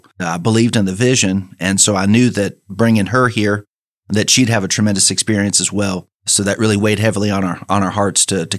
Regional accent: Orange, Texas, United States; moved away as an adult; also born or lived in Lake Charles, Louisiana; I am from Orange, Texas.

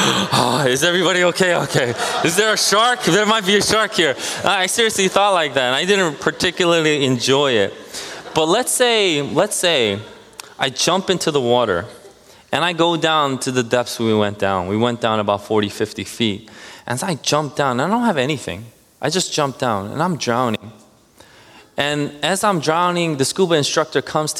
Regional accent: New Jersey, United States; we're from Jersey

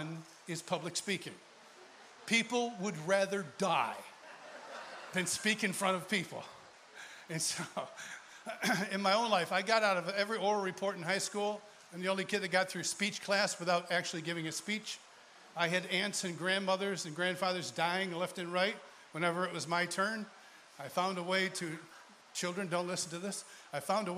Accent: Rochester, New York, United States; moved away; I'm originally from Rochester, New York

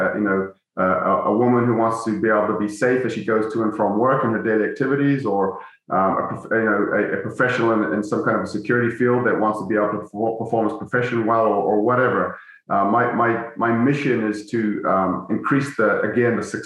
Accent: New Zealand; moved away; my childhood friends I grew up with in New Zealand

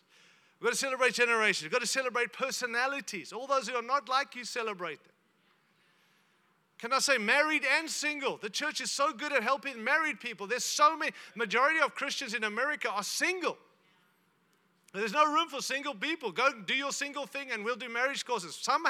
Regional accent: Zimbabwe; born there; I was born in Zimbabwe, so Rhodesia.

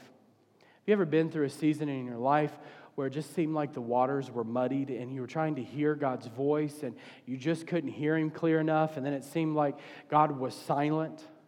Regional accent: the South, United States; I'm from the South

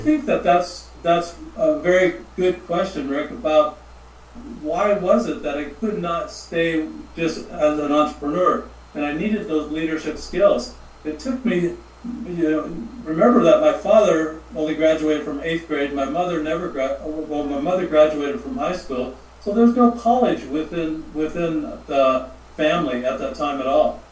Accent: Montana, United States; moved away; also born or lived in Charleston, South Carolina / Phoenix / California; I'm from Montana

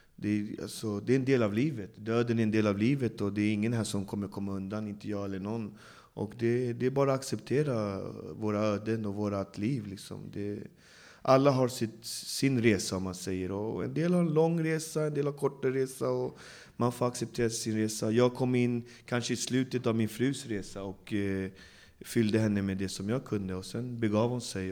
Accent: Botkyrka, Stockholm County, Sweden; jag växte upp i Alby där det bor, jag vet inte hur många nationaliteter, men hela världen bor där

